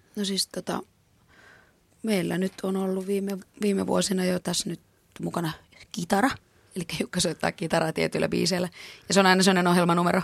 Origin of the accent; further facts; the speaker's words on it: Finland; mä oon tuolta maalta kotoisin